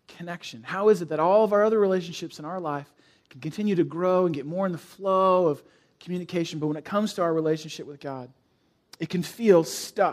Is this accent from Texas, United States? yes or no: no; San Francisco, California, United States; now in Chicago, United States; I grew up in San Francisco, the East Bay of San Francisco